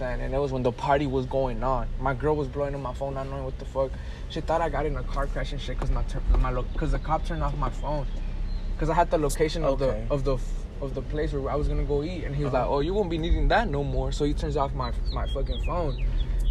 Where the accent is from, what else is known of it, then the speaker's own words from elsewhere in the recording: Dallas, Texas, United States; I'm from Dallas.